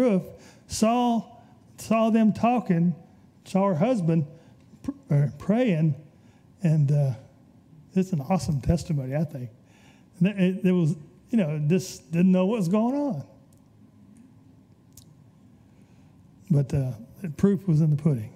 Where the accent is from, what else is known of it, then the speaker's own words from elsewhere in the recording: Birmingham, Alabama, United States; I was raised in Birmingham